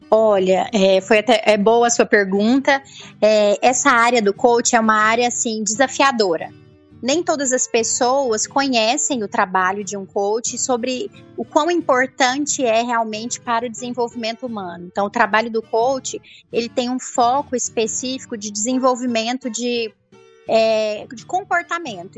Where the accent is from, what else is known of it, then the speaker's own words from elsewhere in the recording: Rio Verde, Goiás, Brazil; sou de Rio Verde